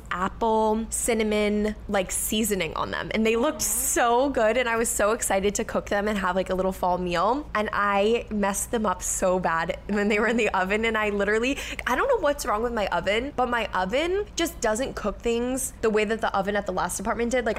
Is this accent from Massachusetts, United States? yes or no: yes; Dennis, Massachusetts, United States; moved away as an adult; also born or lived in Hyannis, Massachusetts; now in Boston, United States; we grew up on Cape Cod, which is a little island that is like an hour away from the city